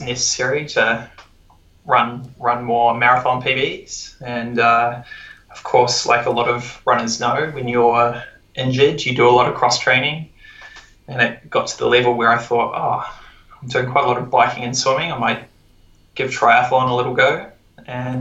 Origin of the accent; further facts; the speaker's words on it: Otago, New Zealand; moved away as an adult; also born or lived in Wellington, New Zealand / England / Melbourne, Australia; now in Vancouver, Canada; originally from New Zealand, born and bred in Otago